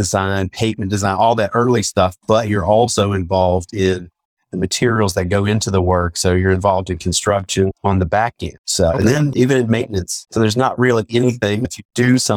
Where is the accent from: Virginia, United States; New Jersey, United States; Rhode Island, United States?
Virginia, United States; I'm from Virginia